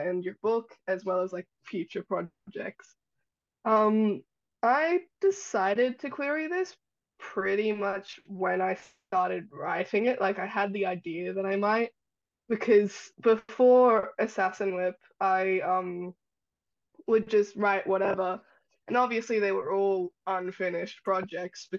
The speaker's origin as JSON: {"language": "English", "country": "Australia", "tie": "born or raised there"}